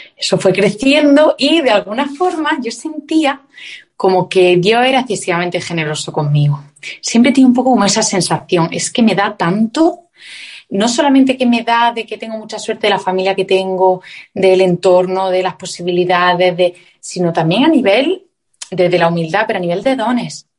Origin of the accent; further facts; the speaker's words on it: Granada, Andalusia, Spain; moved away as an adult; also born or lived in Madrid; Yo soy del sur de España, de Granada, y me fui a vivir a Madrid a estudiar un máster.